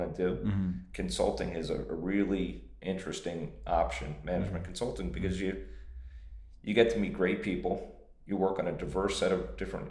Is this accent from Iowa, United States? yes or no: no; Pennsylvania, United States; I grew up in Pennsylvania